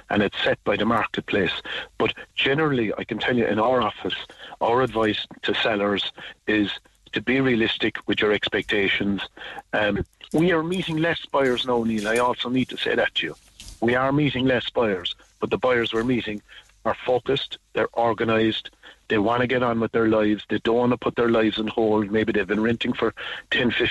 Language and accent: English; Ireland; as Irish people